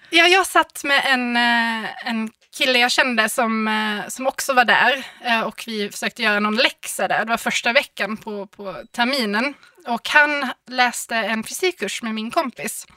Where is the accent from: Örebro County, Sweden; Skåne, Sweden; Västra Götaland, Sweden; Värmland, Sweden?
Skåne, Sweden; Malmö; jag är från Malmö